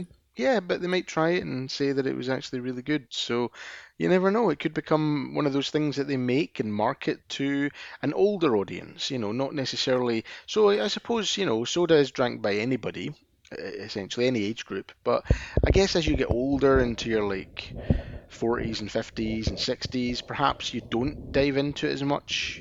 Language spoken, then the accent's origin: English; Scotland, United Kingdom; being a Scotsman